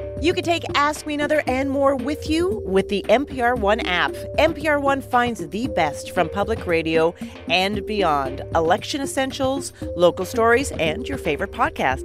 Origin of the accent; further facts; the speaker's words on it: Calgary, Alberta, Canada; I'm from Calgary, Alberta